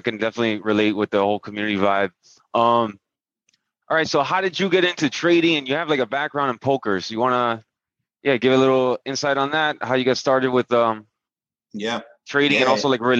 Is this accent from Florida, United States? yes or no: yes; Miami, Florida, United States; now in California, United States; I'm originally from Miami. I spent most of my life in Miami and then I moved to Cal.